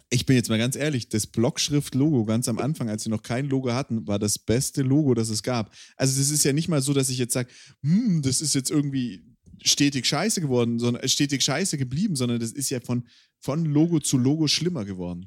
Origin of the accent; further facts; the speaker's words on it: Swabia, Germany; ich bin Schwabe